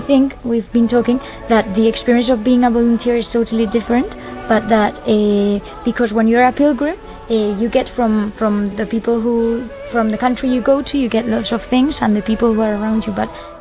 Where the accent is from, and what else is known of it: Madrid, Community of Madrid, Spain; English is a second language